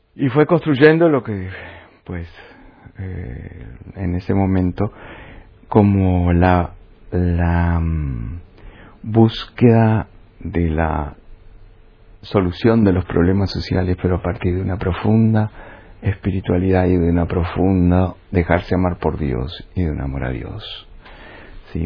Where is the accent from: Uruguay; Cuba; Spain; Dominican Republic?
Uruguay; moved away as an adult; also born or lived in Colombia; Nací en Uruguay. Vale. De familia italiana. Y bueno, he vivido la mitad de mi vida en Uruguay y la otra mitad en Colombia